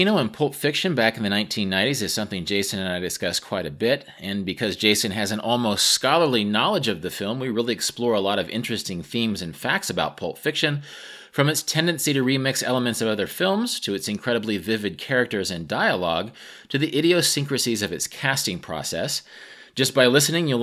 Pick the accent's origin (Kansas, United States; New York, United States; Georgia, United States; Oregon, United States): Kansas, United States; Wichita; my hometown of Wichita, Kansas